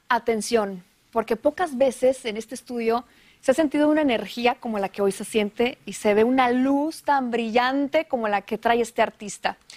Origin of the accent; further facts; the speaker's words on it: northern Mexico, Mexico; así somos los norteños